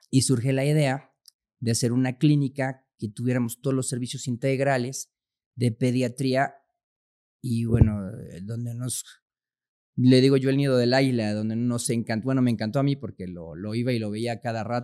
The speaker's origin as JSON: {"language": "Spanish", "region": "Chihuahua", "country": "Mexico", "tie": "born there", "lives_now": "Puebla, Mexico", "said": "yo nací en Chihuahua, Chihuahua, soy hijo de militar, entonces anduvimos por muchas partes de la República."}